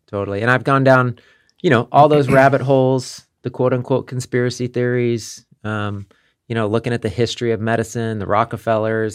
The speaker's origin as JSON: {"language": "English", "town": "Kansas City", "country": "United States", "also_born_or_lived": "Las Vegas", "moved": "as an adult", "said": "I'm from Kansas City, but at this time in my life, I was living in Las Vegas."}